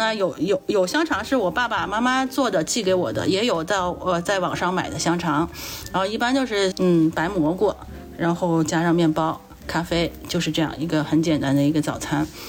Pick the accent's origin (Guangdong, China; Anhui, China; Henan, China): Anhui, China; Huangshan; 黄山区焦村镇汤家庄村毛坛组，中国最小的单位。村民组，我们是毛坛组，比村还要小，六个村民组组组成了一个村。